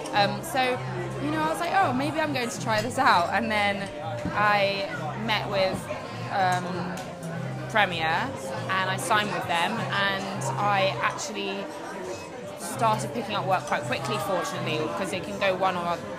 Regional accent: London, United Kingdom; I came from Tulse Hill in South London.

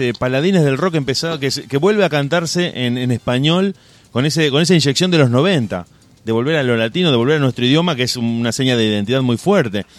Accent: Argentina; siendo argentino

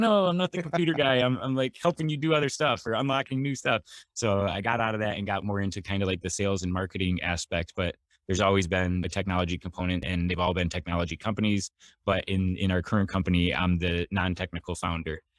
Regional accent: Michigan, United States; moved away as an adult; now in San Diego, United States; I grew up in Michigan and always wanted to live somewhere warm, so I moved to San Diego as soon as possible after graduation

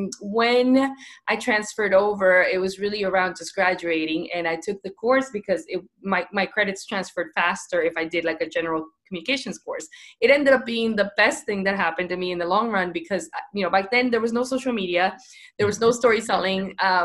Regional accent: Fort Lauderdale, Florida, United States; And so we came here when I was 13 to Miami. So I was, I grew up in Fort Lauderdale, Miami area, South Florida is what we call it.

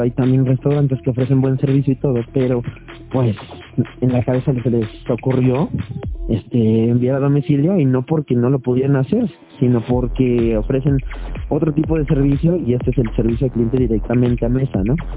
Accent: Mexico; como todo mexicano

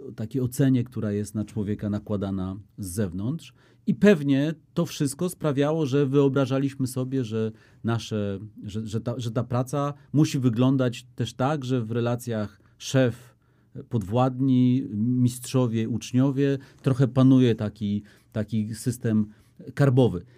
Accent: Warsaw, Masovian Voivodeship, Poland; warszawiakiem jestem z dziada pradziada

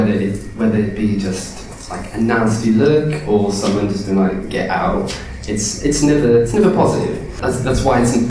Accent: Ireland; now in London, United Kingdom; I'm just Irish

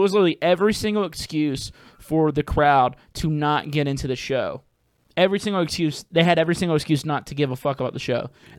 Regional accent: New Orleans, Louisiana, United States; I was like, "What's up? … from New Orleans, Louisiana," and it felt weird.

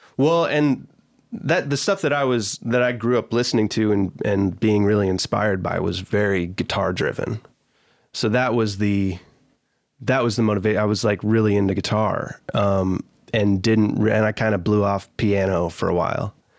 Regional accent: Michigan, United States; moved away as an adult; also born or lived in Danville, Pennsylvania; now in Nashville, United States; my family moved to Michigan when I was, like, nine or ten

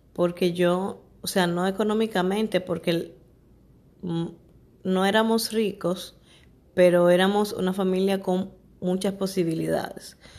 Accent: Santo Domingo, Dominican Republic; Sabana Perdida es un, barrio de aquí de, República Dominicana, Santo Domingo.

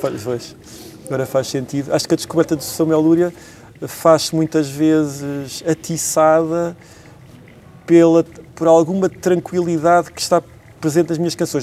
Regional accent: Tondela, Viseu, Portugal; now in Lisbon, Portugal; minha terra natal, de onde eu cresci, onde eu me forjei, onde eu aprendi a fazer canções

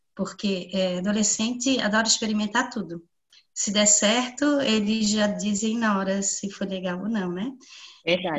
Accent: Biguaçu, Santa Catarina, Brazil; Eu sou de Biguaçu.

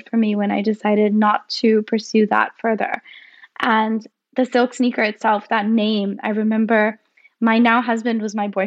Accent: Mumbai, Maharashtra, India; moved away as an adult; now in London, United Kingdom; I was born and raised there, actually, and my whole family still lives there. So for 18 years of my life, I grew up in the hustle and bustle of Bombay.

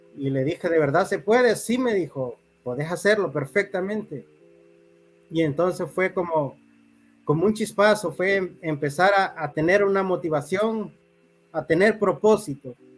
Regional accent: Talanga, Francisco Morazán, Honduras; now in San Francisco de Yojoa, Honduras; Yo nací en Talanga, Francisco Morazán. Ok. Eh, ya tengo varios años, varias décadas residiendo aquí en San Francisco de Ijoa.

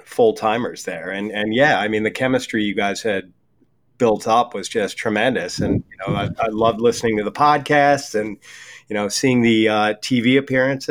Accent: Wisconsin, United States; my home state of Wisconsin

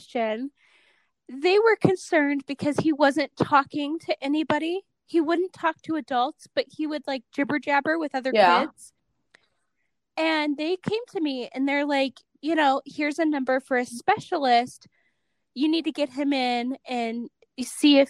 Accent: Cleveland, Ohio, United States; now in Salt Lake City, United States; I grew up in Cleveland

